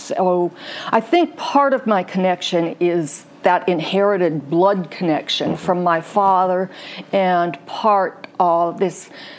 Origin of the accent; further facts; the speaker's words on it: Calumet region of Indiana, United States; moved away as an adult; also born or lived in Chicago / Bloomington, Indiana / Richmond, Virginia / Arkansas; now in Greensboro, United States; I grew up in the Calumet region of Indiana, which was then the Steel Belt, is now the Rust Belt. Yeah. It was a very industrial environment and quite ugly.